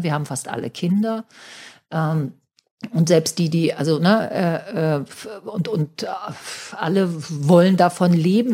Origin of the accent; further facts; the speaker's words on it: Hamburg, Germany; wir als Hamburger